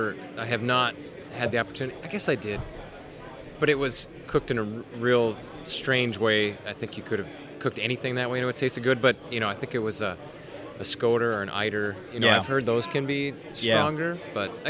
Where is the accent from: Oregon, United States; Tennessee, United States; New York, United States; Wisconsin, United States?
Wisconsin, United States; West Central; moved away as an adult; I was born and raised in West Central Wisconsin.